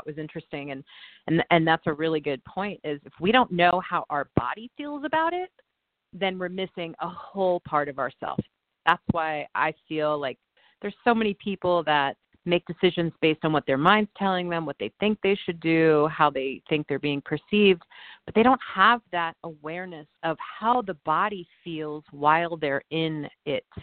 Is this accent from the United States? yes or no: yes; New York, United States; moved away as an adult; now in California, United States; being a New Yorker